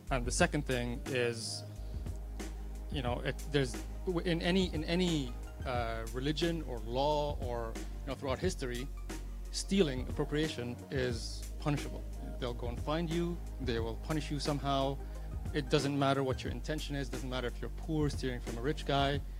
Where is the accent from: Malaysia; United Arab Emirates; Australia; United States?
United Arab Emirates; Abu Dhabi; I'm born and raised in Abu Dhabi. I still live there.